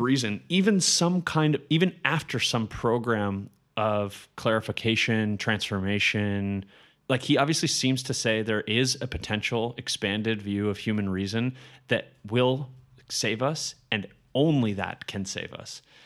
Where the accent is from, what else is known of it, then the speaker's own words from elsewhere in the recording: Colorado, United States; I grew up in Colorado.